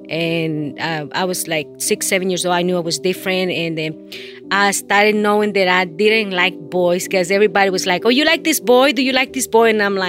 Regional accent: El Progreso, Yoro, Honduras; English is a second language; moved away as an adult; now in United States; from Honduras, 44 years old.

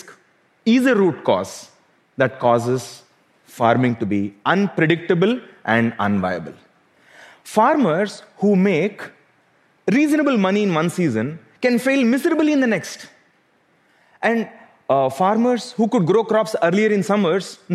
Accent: South India, India; Growing up in South India

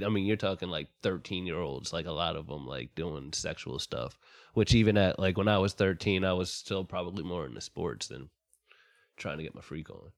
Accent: Ambler, Pennsylvania, United States; born or raised there

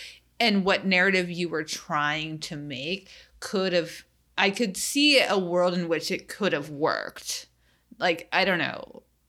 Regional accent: the South, United States; Like, I think about the experience of growing up in the South.

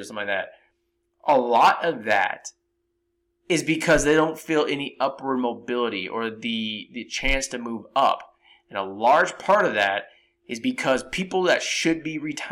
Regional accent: San Jose, California, United States; I grew up in San Jose, California.

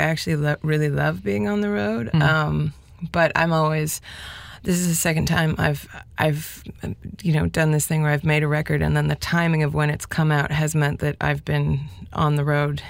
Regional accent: Toronto, Ontario, Canada; first language Spanish; moved away as an adult; also born or lived in Montreal / France / South America; I grew up in Toronto and I was there until I was 29. And then I moved to Montreal 5 years ago to make a record.

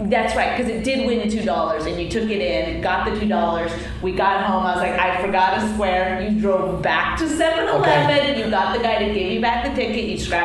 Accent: Canada; now in United States; First of all, but... I'm Canadian.

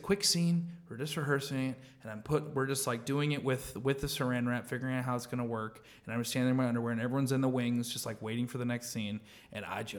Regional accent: Missouri, United States; I'm the one from Missouri. I'm the hometown, like white bread boy here.

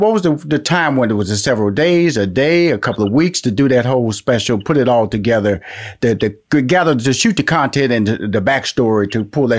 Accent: Houston, Texas, United States; I was born and raised in Houston, Texas, where, you know, I grew up in a black neighborhood.

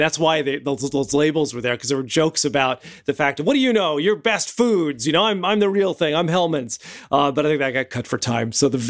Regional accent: Midwest, United States; I grew up in the Midwest

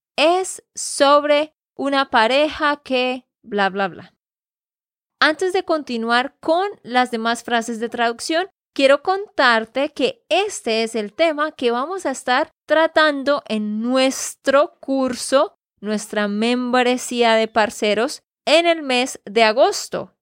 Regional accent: Santander, Colombia; de Santander, Colombia

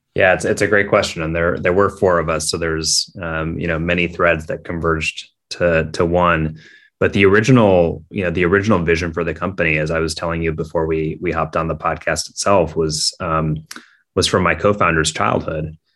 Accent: Minneapolis, Minnesota, United States; I grew up in Minneapolis, Minnesota

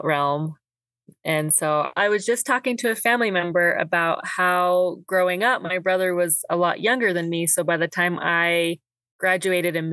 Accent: Midvale, Utah, United States; also born or lived in Idaho / Eagle Mountain, Utah; moved here when I was 2 and been here ever since

